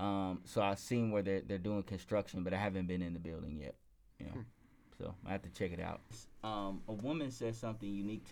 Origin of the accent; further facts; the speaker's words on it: Lexington, Kentucky, United States; Yeah, I'm from Lexington, Kentucky.